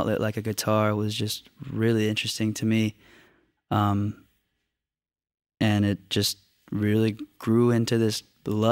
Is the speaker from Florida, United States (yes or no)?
yes; Orlando, Florida, United States; we're from Dr. Phillips, which is a suburb right outside of it.